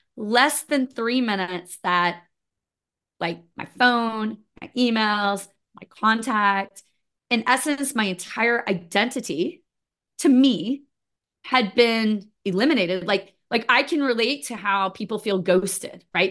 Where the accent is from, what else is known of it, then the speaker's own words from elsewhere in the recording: United States; also born or lived in Florida / Missouri; I grew up in Florida and Missouri, so kind of a combination between the two